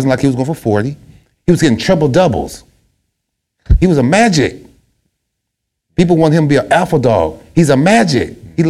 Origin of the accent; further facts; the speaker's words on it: Portland, Oregon, United States; my hometown